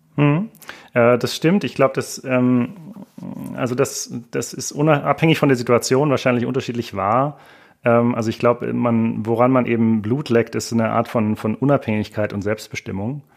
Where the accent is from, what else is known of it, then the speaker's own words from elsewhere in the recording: rural area south of Munich, Bavaria, Germany; auf dem Land südlich von München, wo ich herkomme